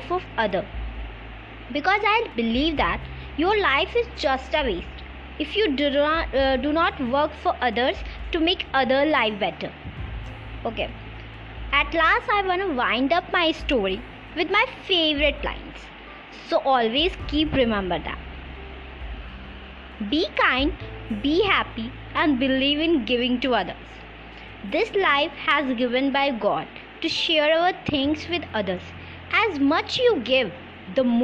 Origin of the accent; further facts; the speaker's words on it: Lucknow, Uttar Pradesh, India; I am from Lucknow.